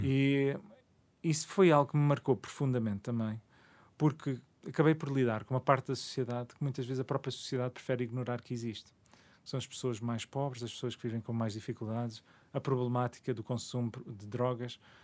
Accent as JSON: {"language": "Portuguese", "town": "Parede", "region": "Lisbon", "country": "Portugal", "tie": "born or raised there", "also_born_or_lived": "Toronto, Canada", "said": "quando viemos do Canadá, acabamos por nos fixar na parede. Uh, os meus pais decidiram isso e eu cresci naquela zona"}